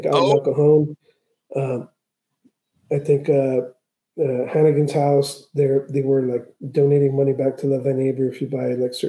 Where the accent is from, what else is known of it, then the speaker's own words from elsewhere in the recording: Tijuana, Baja California, Mexico; born there; I was born in Tijuana.